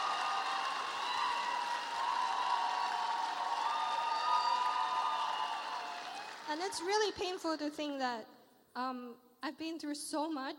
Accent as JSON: {"language": "English", "country": "Malaysia", "moved": "yes", "lives_now": "London, United Kingdom", "said": "I come from Malaysia"}